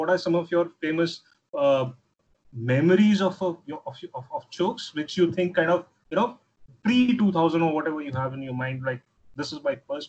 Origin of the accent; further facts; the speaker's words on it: Hyderabad, Telangana, India; I am from Hyderabad.